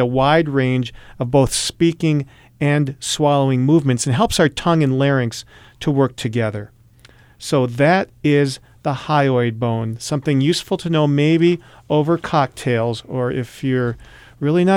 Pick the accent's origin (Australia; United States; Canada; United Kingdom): United States; Michigan; moved away; I grew up in Michigan